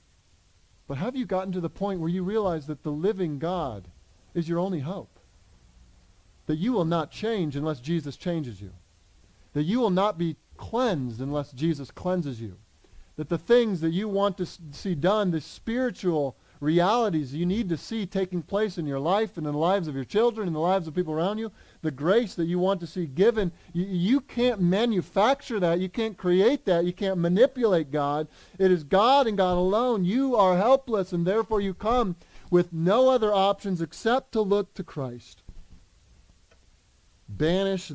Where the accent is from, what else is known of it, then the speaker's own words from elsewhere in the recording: United States; We in America